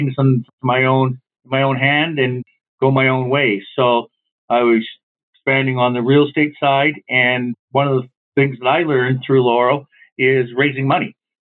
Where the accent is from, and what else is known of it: Canada